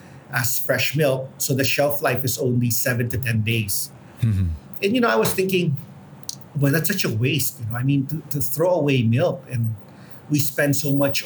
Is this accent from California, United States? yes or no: no; Houston, Texas, United States; now in Philippines; I grew up in Houston